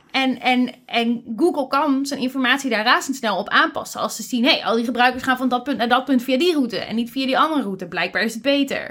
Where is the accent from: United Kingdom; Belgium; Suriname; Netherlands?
Netherlands